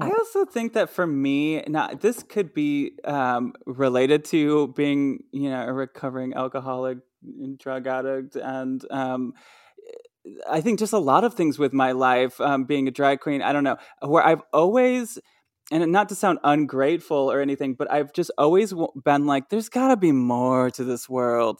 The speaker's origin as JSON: {"language": "English", "region": "Michigan", "country": "United States", "tie": "born or raised there", "said": "where I grew up in Michigan"}